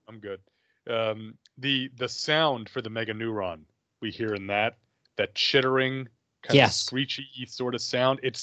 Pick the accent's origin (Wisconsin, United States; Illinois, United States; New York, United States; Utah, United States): New York, United States; where I grew up in New York, in the middle of the woods